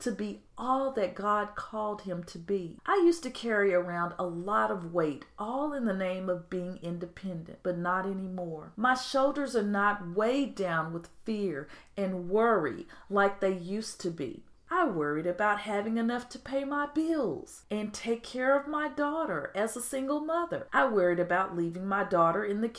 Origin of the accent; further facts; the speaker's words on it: United States; I'm American